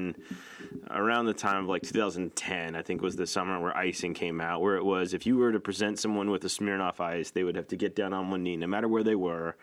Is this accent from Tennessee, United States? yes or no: no; Connecticut, United States; I'm from Connecticut